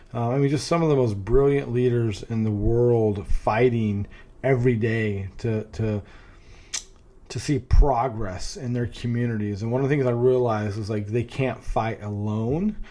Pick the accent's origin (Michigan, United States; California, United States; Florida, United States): California, United States; Northern; now in Raleigh, United States; I grew up in Northern California